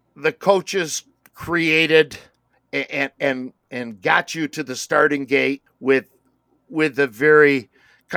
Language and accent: English; United States; as an American